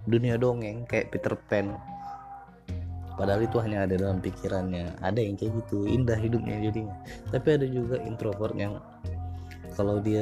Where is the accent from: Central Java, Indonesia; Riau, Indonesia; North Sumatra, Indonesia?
North Sumatra, Indonesia; first language Batak; Indonesian is a second language; dialek dialekku dalam ngomong itu itu lebih ke bahasa Indonesia baku dan bahasa asliku bahasa orang Batak ya kurang nyaman mungkin di telinga pendengar